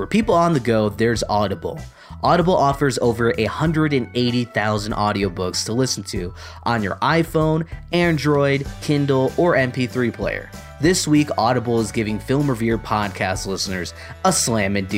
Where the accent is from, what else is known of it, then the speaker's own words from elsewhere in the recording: Michigan, United States; moved away; I'm from Michigan originally